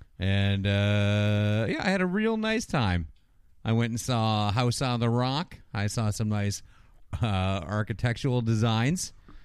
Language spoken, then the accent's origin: English; Canada; I know we're from Canada, yeah.